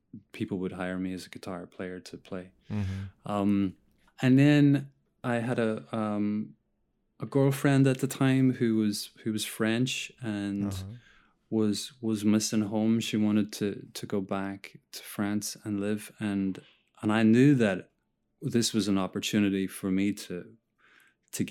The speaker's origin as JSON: {"language": "English", "country": "Ireland", "moved": "as an adult", "lives_now": "New York, United States", "said": "I'm Irish"}